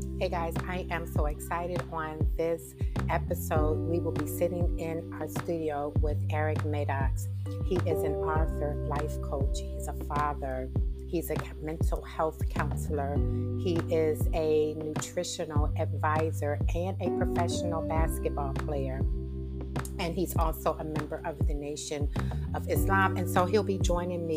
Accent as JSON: {"language": "English", "town": "Chicago", "region": "Illinois", "country": "United States", "tie": "born or raised there", "said": "I grew up I grew up in Chicago, on the south side of Chicago"}